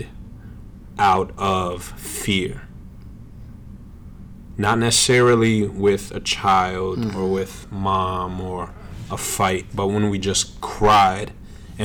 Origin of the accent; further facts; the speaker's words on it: Connecticut, United States; I grew up all around Connecticut